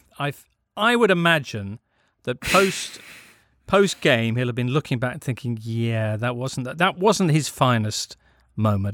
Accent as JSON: {"language": "English", "region": "England", "country": "United Kingdom", "said": "We come at this as English people"}